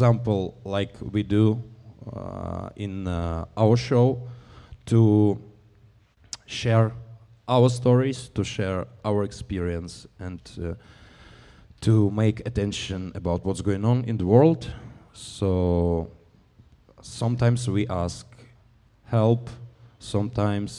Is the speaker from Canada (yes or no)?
no; Belarus; I'm from Belarus